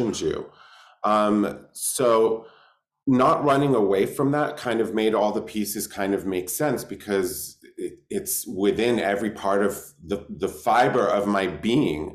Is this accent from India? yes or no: no; London, United Kingdom; now in Los Angeles, United States; I was born in London, England in 1999.